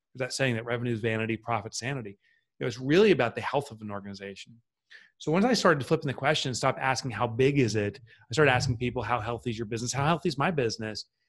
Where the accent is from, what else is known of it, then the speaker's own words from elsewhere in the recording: Boonton, New Jersey, United States; I grew up in a, town called Boonton, New Jersey.